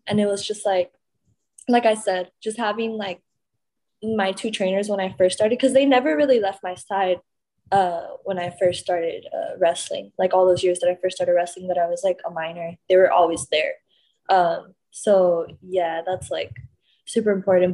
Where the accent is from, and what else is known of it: Laredo, Texas, United States; born or raised there; now in Houston, United States